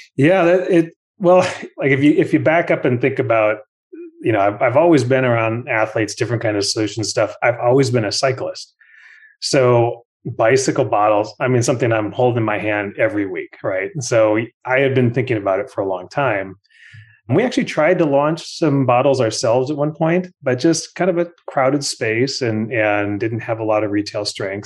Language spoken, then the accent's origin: English; Minnesota, United States; moved away as an adult; also born or lived in New Jersey; growing up in Minnesota